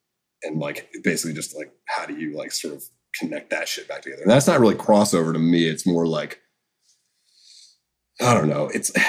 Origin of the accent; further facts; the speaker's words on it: United States; I grew up in America